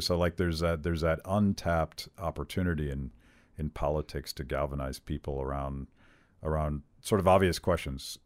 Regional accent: Western Pennsylvania, United States; Western Pennsylvania, sure, where I am from.

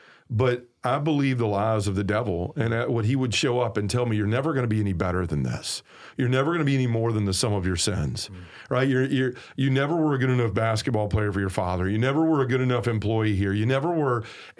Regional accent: the South, United States; accent: southern; That's, my southern accent trying to say a word that makes it unintelligible.

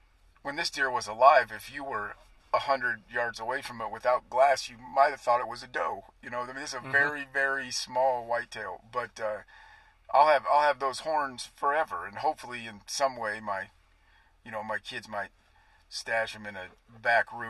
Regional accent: Kansas, United States; I come from Kansas, hunted a lot more whitetails, shot a couple of mule deer in Kansas, but it's not a big thing. We're a whitetail state

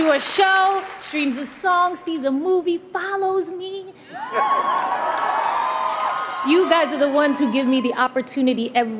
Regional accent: New York City, New York, United States; when I was a little girl growing up in the Bronx.

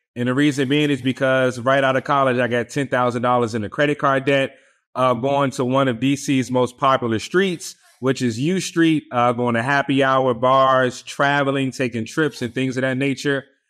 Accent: Washington, District of Columbia, United States; also born or lived in Richmond, Virginia; I'm born and raised in Washington, D C.

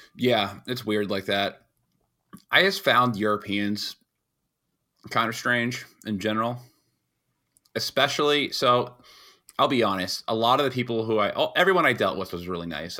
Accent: New York, United States; being a New Yorker

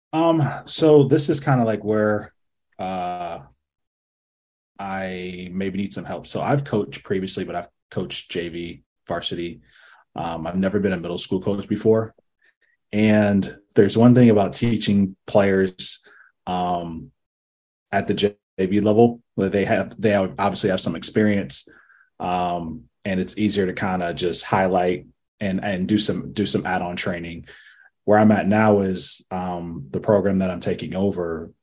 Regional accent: Akron, Ohio, United States; I'm from Akron, Ohio

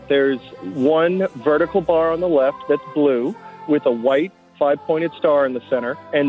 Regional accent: Texas, United States; also born or lived in West Coast; now in San Francisco, United States; I was born and raised originally in Texas, but I've lived on the West Coast since 2002.

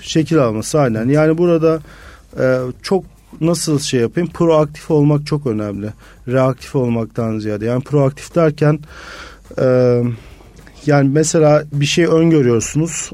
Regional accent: Mersin, Turkey; moved away as an adult; also born or lived in Izmir; Mersinliyim. Normalde Mersin'den Ege Üniversitesi'ne geçmiştim ve hiç İzmir'e kimsem de yoktu

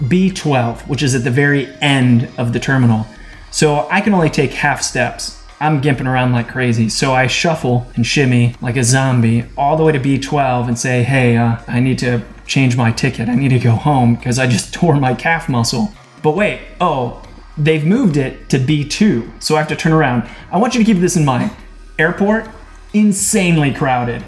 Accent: Cleveland, Ohio, United States; that's pretty standard where I'm from. In Cleveland, we don't take every step, you skip a step.

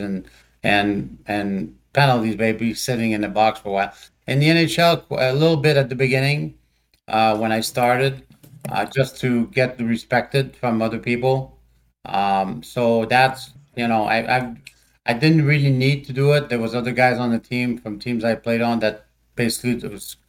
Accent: Montreal, Quebec, Canada; moved away; I was born in Montreal, Canada, in the French section of Montreal.

